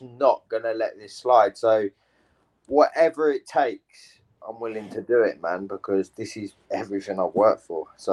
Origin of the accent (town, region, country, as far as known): England, United Kingdom